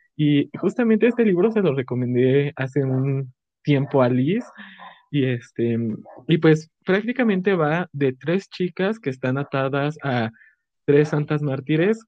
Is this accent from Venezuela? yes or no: no; Mexico City, Mexico; de la Ciudad de México